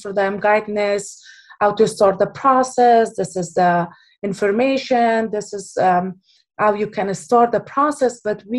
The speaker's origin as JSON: {"language": "English", "country": "Afghanistan", "moved": "yes", "lives_now": "Bay Area, United States", "said": "I am from Afghanistan"}